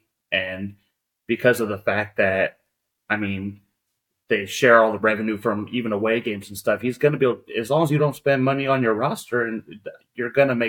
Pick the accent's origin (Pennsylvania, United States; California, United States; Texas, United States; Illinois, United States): California, United States; East Bay; growing up in the East Bay, I had a lot of friends that were A's fans.